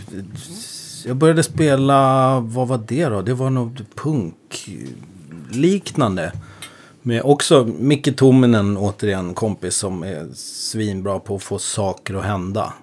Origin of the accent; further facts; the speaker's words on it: Upplands Väsby, Stockholm County, Sweden; jag kommer från Väsby